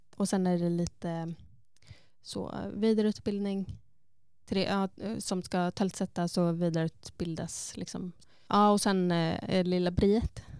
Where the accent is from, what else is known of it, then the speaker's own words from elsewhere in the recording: Sweden; moved away as an adult; now in Iceland; när jag fortfarande var hemma i Sverige, alltså innan egentligen jag flyttade till Island